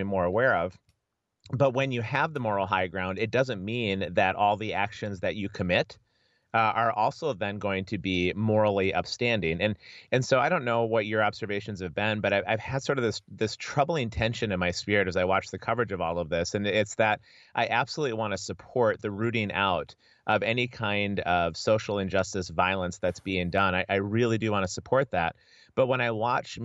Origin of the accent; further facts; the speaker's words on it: United States; also born or lived in Edinburgh, United Kingdom; as an American